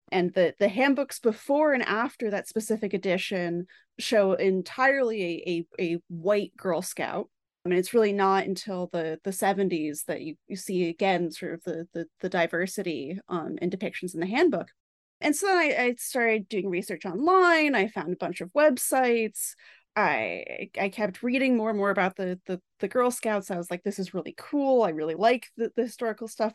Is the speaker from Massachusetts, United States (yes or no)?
yes; Boston, Massachusetts, United States; I am from the Boston area